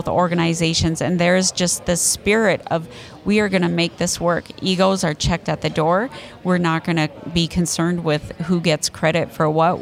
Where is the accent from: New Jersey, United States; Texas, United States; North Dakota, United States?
North Dakota, United States; now in Abbeville, United States; I'm a northerner. I'm from North Dakota